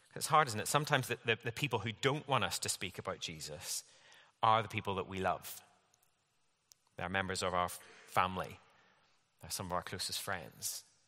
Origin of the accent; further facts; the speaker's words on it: Northern Ireland, United Kingdom; moved away; I grew up in Northern Ireland